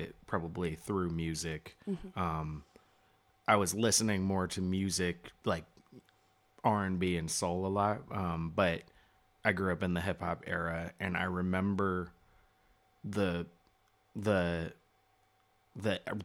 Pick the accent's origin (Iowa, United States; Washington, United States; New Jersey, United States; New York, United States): Washington, United States; Seattle; moved away; also born or lived in Virginia; growing up in Seattle